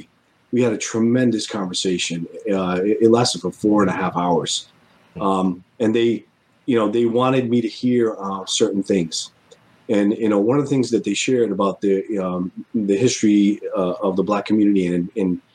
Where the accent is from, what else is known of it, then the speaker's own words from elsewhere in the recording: Rhode Island, United States; now in Connecticut, United States; my home state of Rhode Island